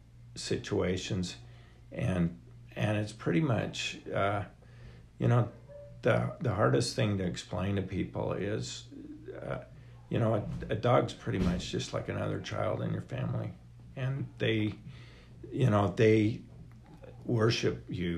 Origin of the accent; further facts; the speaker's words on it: Ogden, Utah, United States; I grew up in Ogden, and my dad was a vet